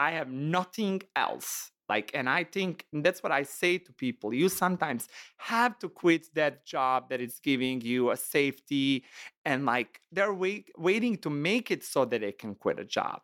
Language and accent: English; Montenegro; English is a second language; moved away as an adult; now in Chicago, United States; I'm from Montenegro